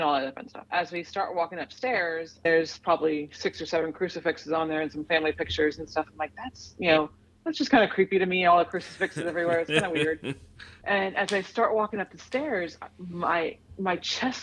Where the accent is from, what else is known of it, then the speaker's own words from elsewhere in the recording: Miami, Florida, United States; moved away as an adult; now in Raleigh, United States; I'm from Miami originally